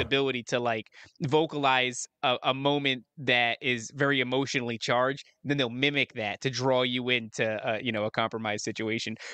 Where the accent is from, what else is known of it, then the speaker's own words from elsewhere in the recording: New Jersey, United States; moved away; also born or lived in upstate New York / Las Vegas; I'm from New Jersey originally